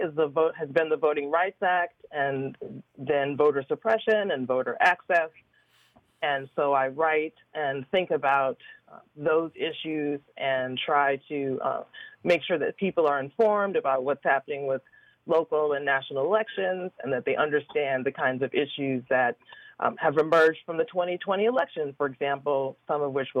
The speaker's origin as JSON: {"language": "English", "region": "New York", "country": "United States", "also_born_or_lived": "Wisconsin", "moved": "as an adult", "lives_now": "Atlanta, United States", "said": "So I consider myself a New Yorker, although I was not actually born there."}